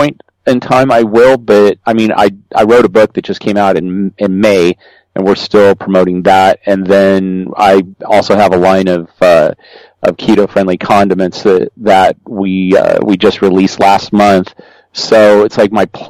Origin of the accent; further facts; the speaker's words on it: Colorado, United States; So I grew up in Colorado. I grew up on a ranch in Colorado